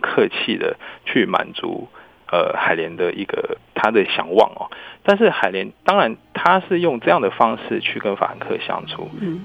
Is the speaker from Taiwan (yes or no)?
yes; Taiwan; 我们台湾人